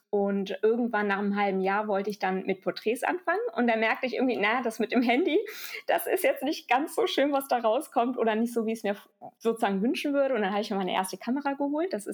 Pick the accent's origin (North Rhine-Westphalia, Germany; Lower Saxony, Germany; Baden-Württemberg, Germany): North Rhine-Westphalia, Germany; Düsseldorf; Also ich bin zwar hier in Düsseldorf geboren und aufgewachsen, aber meine Eltern sind beide Spanier und ich habe auch die spanische Staatsangehörigkeit.